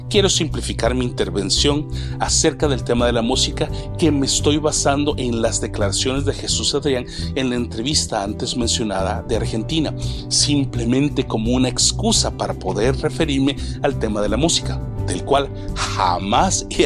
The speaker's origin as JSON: {"language": "Spanish", "country": "El Salvador", "tie": "born or raised there", "lives_now": "Canada", "said": "no solamente en El Salvador, mi tierra natal, Sudamérica, México, Estados Unidos y Canadá, en donde resido con mi esposa e hijos actualmente."}